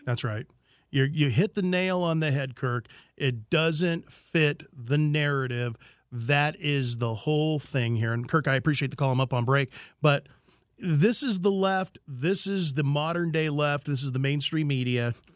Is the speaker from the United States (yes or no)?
yes; United States; as the American people we are